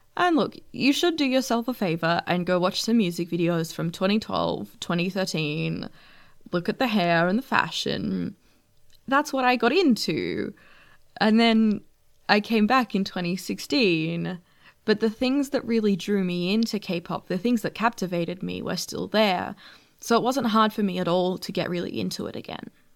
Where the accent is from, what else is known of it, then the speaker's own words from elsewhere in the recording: Australia; being an Australian fan